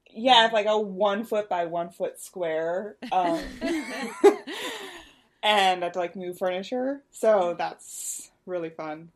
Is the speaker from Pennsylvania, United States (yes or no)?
yes; Western Pennsylvania, United States; I grew up in Western Pennsylvania, which may not technically be considered the Midwest, but I lived right on the state line and I could see Ohio from my house